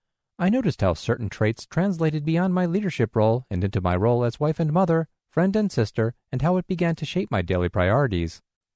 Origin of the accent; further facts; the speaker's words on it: New York, United States; I'm from New York, but I'm currently in training at the Louisiana Center for the Blind.